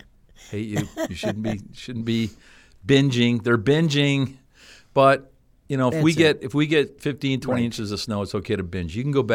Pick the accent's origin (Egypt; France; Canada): Canada; I'm Canadian. I'm tough. I can take it.